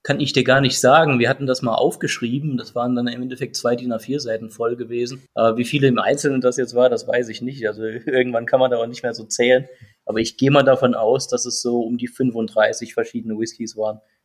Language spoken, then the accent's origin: German; Saarland, Germany; Wir sind ja alle Saarländer